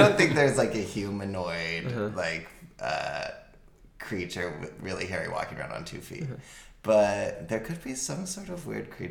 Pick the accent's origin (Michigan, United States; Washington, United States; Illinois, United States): Washington, United States; I grew up in Washington State